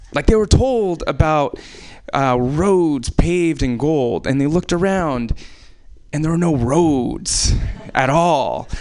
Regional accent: Anchorage, Alaska, United States; I was born in Alaska

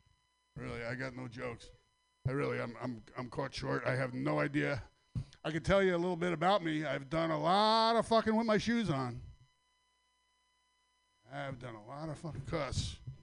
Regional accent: Sacramento, California, United States; from Sacramento. Thanks for letting us all Sacramento comics up here tonight.

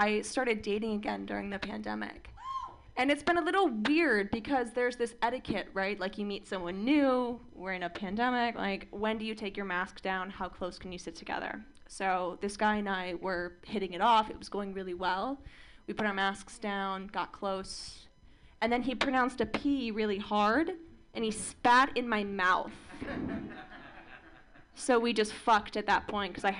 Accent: Orange County, California, United States; I am from Orange County, and it's weird. Like, I grew up in a different kind of Orange County, right?

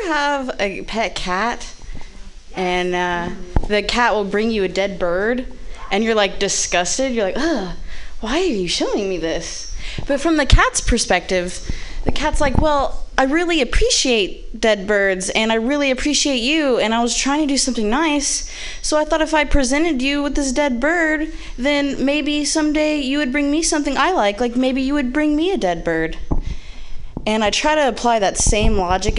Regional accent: Midwest, United States; moved away; I am from the Midwest

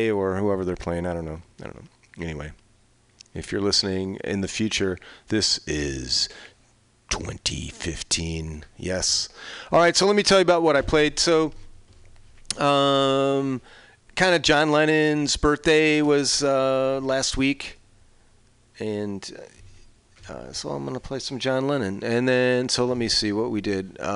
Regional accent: Chicago, Illinois, United States; I grew up in Chicago and I was a Cubs fan for, still am so it was uh, it was fun to watch.

